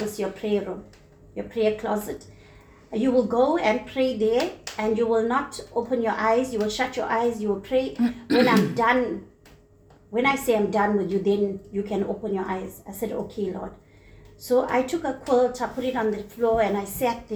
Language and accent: English; Sezela, South Coast, KwaZulu-Natal, South Africa; moved away; also born or lived in Phoenix, Durban; he moved me out from my hometown, Sizela, on the south coast, into Phoenix.